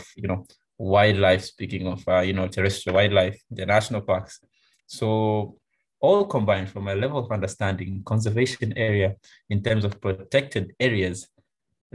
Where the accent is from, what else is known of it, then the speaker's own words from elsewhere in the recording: Tanzania; I'm from Tanzania